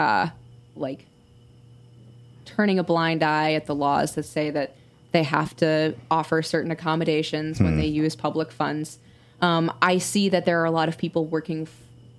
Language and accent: English; Minneapolis, Minnesota, United States; my hometown of Minneapolis